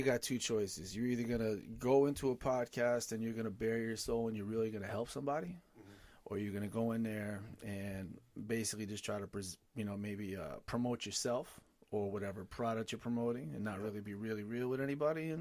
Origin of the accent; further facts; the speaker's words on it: West Haven, Connecticut, United States; growing up in West Haven